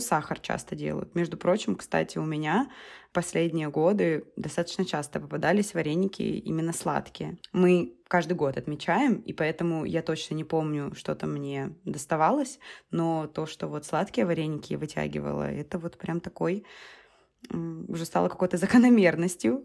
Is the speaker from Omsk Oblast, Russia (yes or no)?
no; Rostov-on-Don, Rostov Oblast, Russia; у нас в Ростове